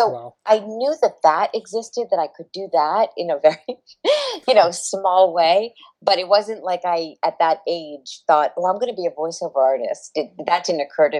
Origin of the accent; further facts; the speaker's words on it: Providence, Rhode Island, United States; moved away as an adult; I'm originally from the East Coast. I'm from Providence, Rhode Island, and I came out here many years ago after I graduated college